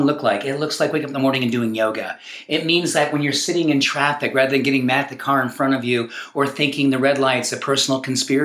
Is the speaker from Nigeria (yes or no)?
no; New England, United States; now in Colorado, United States; When I grew up back in New England, we had these things called lawns.